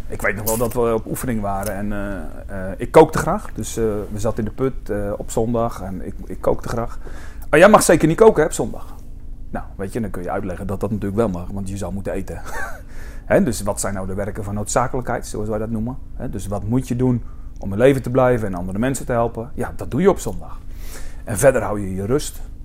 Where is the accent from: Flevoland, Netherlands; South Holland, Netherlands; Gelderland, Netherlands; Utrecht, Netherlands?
South Holland, Netherlands; Alblasserdam; ik kwam uit Alblasserdam